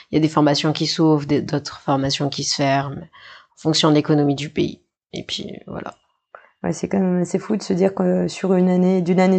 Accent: New Caledonia; also born or lived in Nouméa; Non, non, moi j'ai grandi à Tieta et j'ai grandi à Ouvert, enfin des deux côtés de, de mes parents.

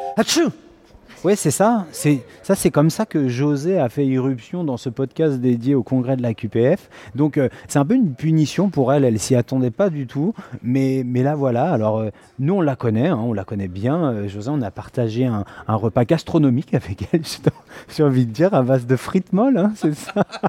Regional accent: France; nous en tant que français qui sommes confortablement installés dans notre langue

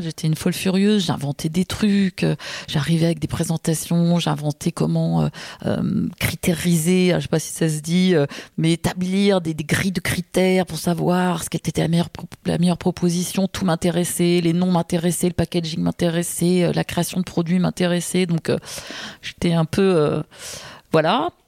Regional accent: Paris, Île-de-France, France; je suis née à Paris, je vis à Paris, je suis une inconditionnelle de cette ville

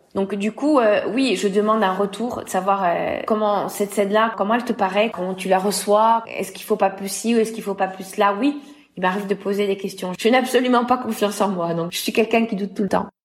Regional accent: L'Île-Rousse, Corsica, France; j'ai rejoint euh, une école de chant chez moi en Balagne à île

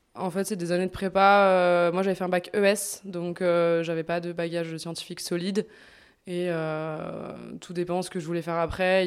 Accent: Bourg-en-Bresse, Auvergne-Rhône-Alpes, France; moved away as an adult; now in Lyon, France; je suis pas originaire de Lyon, je suis originaire de Bourg-en-Bresse

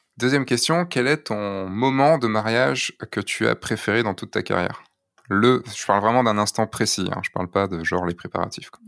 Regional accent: central Brittany, France; now in Lyon, France; je suis breton

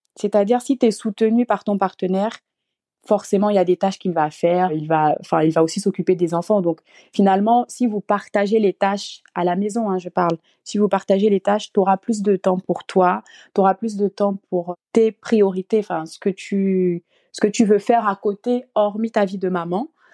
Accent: Gabon; moved away as an adult; now in France; je suis originaire du Gabon. Et euh, je suis arrivée donc en France euh, toute seule

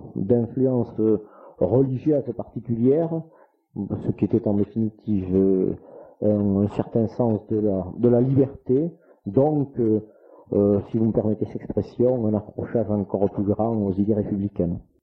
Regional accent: France; also born or lived in Saint-Gobain; je suis allé donc à l'école primaire à Sartre, ce qui est mon village natal, dont je suis actuellement maire donc toujours très attaché, même si je n'habite pas ce village

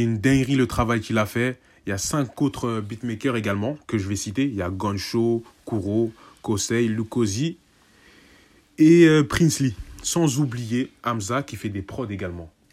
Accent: Senegal; en tant que Sénégalais

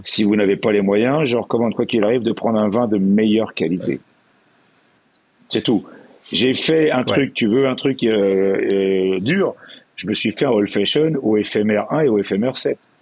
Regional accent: Brittany, France; je suis breton

